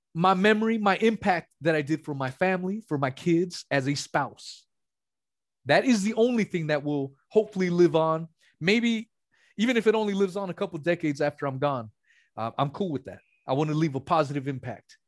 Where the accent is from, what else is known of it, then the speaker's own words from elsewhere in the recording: West Coast, United States; I'm from the West Coast